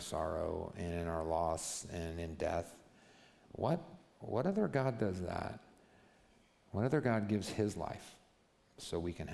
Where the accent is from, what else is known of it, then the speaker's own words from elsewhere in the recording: United States; I'm American